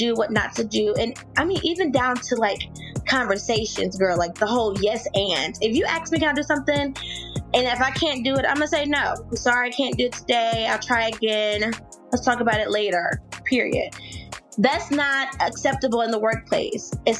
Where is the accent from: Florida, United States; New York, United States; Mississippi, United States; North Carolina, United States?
Mississippi, United States; I'm from Mississippi.